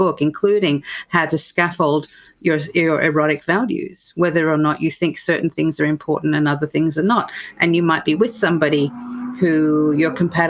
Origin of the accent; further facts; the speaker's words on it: Australia; moved away as an adult; also born or lived in United Kingdom; now in United States; as an Australian therapist, and then I've, you know, sort of done my work in the UK as well, then to come to the US